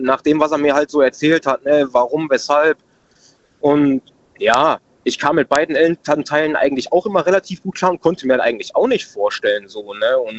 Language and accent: German; Oberhausen, North Rhine-Westphalia, Germany; Ich komme aus Oberhausen in NRW.